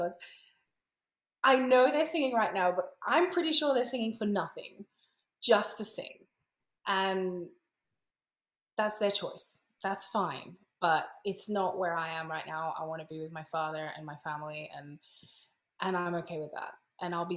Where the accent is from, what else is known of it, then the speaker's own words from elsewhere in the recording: Australia; moved away as an adult; now in Italy; I come from Australia